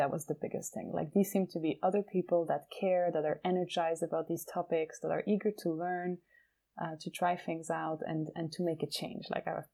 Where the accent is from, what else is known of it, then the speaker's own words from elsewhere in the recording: Geneva, Switzerland; growing up in Geneva